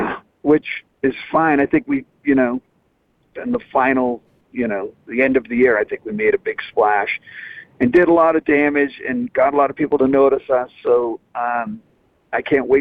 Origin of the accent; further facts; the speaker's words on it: Boston, Massachusetts, United States; accent: thick Boston; because of my thick Boston accent